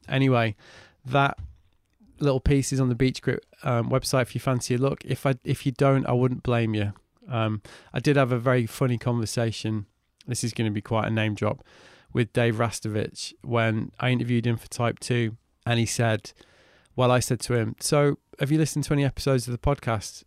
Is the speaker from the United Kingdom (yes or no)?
yes; Manchester, North West England, United Kingdom; growing up in Manchester